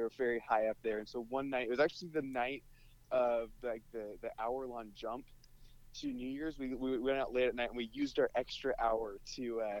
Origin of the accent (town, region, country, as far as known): Bend, Oregon, United States; born or raised there